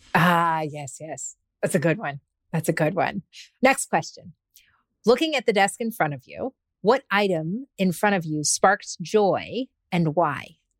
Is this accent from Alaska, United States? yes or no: yes; Alaska, United States; when I was a little girl growing up in Alaska